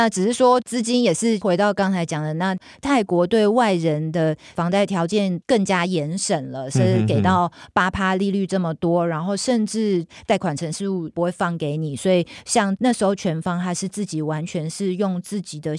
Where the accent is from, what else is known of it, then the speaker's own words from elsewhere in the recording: Taiwan; 跟我们台湾人的文化很像。